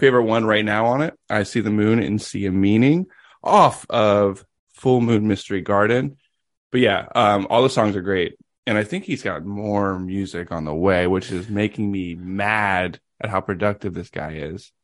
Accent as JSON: {"language": "English", "region": "Tennessee", "country": "United States", "tie": "born or raised there", "said": "I was born in Tennessee"}